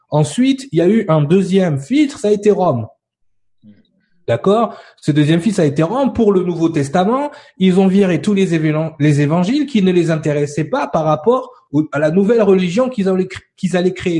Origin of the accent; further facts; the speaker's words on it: France; nous en tant que Français et Européens